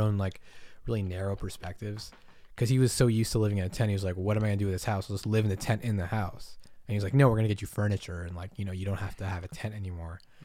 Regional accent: Massachusetts, United States; moved away; I grew up in Massachusetts

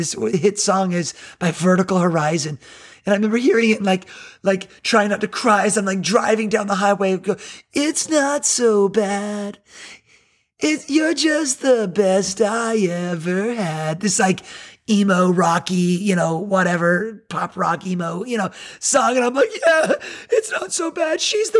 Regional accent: Miami, Florida, United States; now in Myrtle Beach, United States; I'm from Miami, you know, but God brought me to Myrtle Beach and start a church here and build a life here, bring my family here.

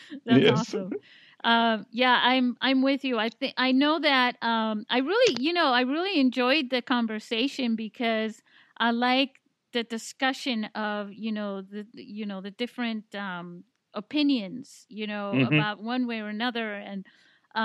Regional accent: Spain; also born or lived in Italy; now in San Diego, United States; I can speak Spanish because, you know, I grew up in Spain

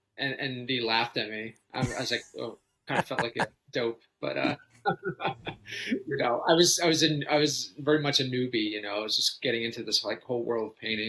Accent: Philadelphia, Pennsylvania, United States; In and around Philly area. I mean, for most of my life.

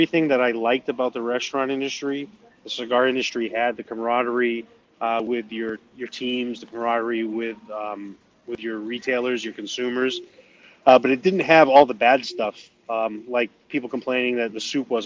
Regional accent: Maine, United States; accent: New England; moved away; I'm from Maine originally.

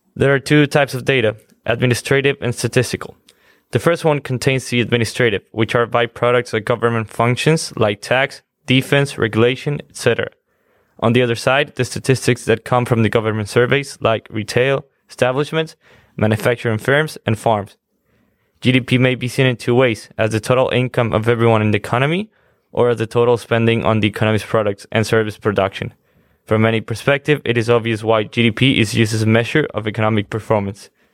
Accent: Quito, Pichincha, Ecuador; moved away; I'm from Quito, Ecuador

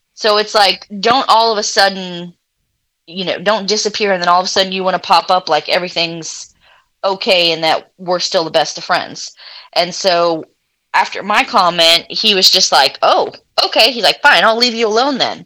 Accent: Clearwater, Florida, United States; moved away; also born or lived in Louisiana; originally, I'm from Florida. Um, I tell people the Tampa Bay area

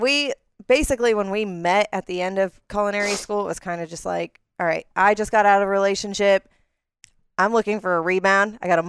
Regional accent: South Florida, United States; now in Ocean Springs, United States; I'm from South Florida.

